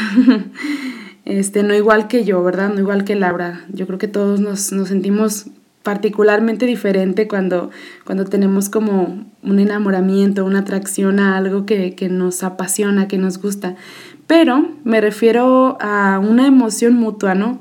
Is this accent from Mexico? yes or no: yes; Jalisco, Mexico; yo soy del estado de Jalisco, de México